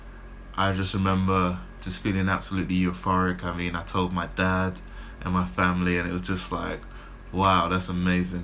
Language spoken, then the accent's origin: English; London, United Kingdom; in my home city, in my hometown. Like you said, literally just around the corner from where I grew up